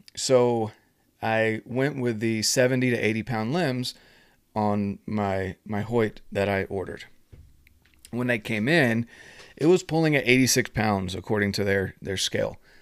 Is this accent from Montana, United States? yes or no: no; North Carolina, United States; moved away; I'm from North Carolina originally